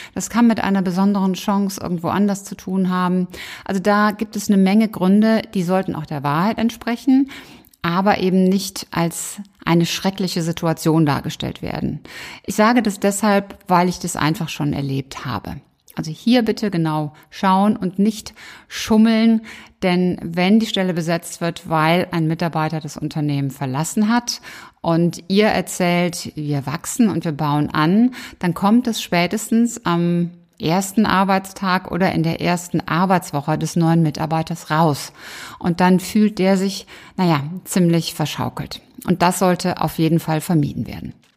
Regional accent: Cologne, North Rhine-Westphalia, Germany; in Köln, in meiner Heimat

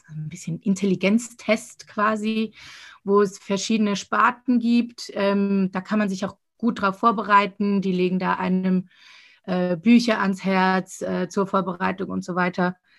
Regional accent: Winterthur, Zurich, Switzerland; ich komme aus Winterthur

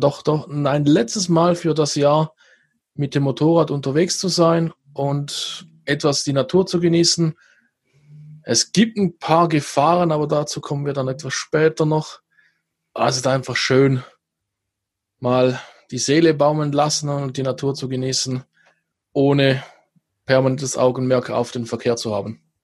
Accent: Switzerland; hier bei uns in der Schweiz

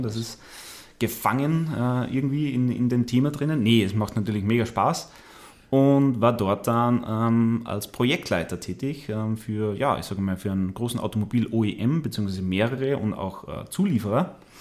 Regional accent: Austria; moved away as an adult; also born or lived in Landshut, Germany; now in Munich, Germany; habe mich dann aber in meine Heimat wieder abgesetzt, ja, nach Österreich

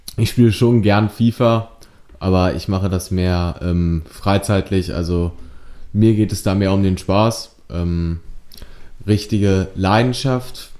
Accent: Bilshausen, Lower Saxony, Germany; ich komme aus Bilzhausen, ich bin 17 Jahre alt und derzeit besuche ich, besuche ich die 11. Klasse des Eichsfeld-Gymnasium in Duderstadt

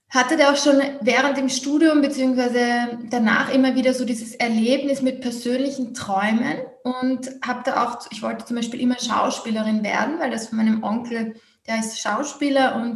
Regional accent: Vienna, Austria; Also ich bin aus Wien Österreich

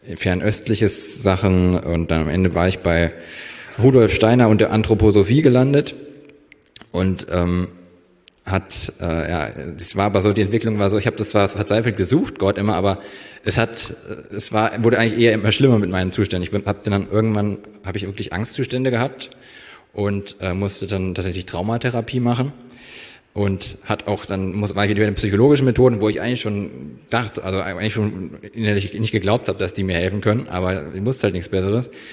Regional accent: near Kassel, Northern Hesse, Germany; moved away as an adult; also born or lived in Fulda; now in Berlin, Germany; bin geboren in Fulda und aufgewachsen ja auch in Nordhessen in der Nähe von Kassel

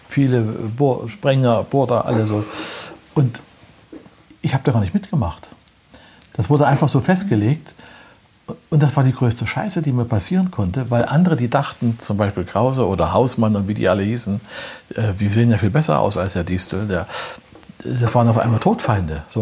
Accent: Prora, Mecklenburg-Vorpommern, Germany; born there; In Prora äh, bin ich geboren dann ist mein Vater ja Offizier in der NVA gewesen und die mussten immer umziehen.

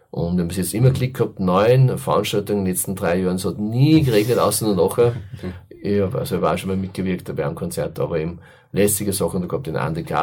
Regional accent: Enns, Upper Austria, Austria; das war mir ein ganz großes Anliegen für meine Heimatstadt Enns.

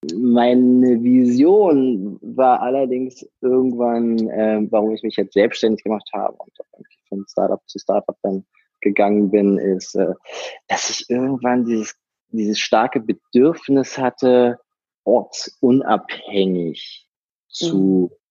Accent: Berlin, Germany; accent: Berliner Slang; bin geboren und aufgewachsen in Berlin

